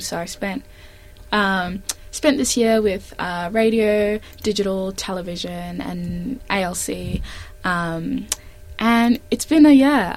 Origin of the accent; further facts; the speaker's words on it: Melbourne, Victoria, Australia; moved away as an adult; now in Sydney, Australia; I'm originally from Melbourne